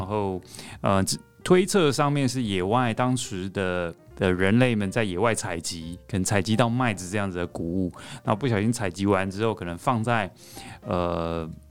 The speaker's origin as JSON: {"language": "Chinese", "region": "Taipei", "country": "Taiwan", "said": "我是台北人"}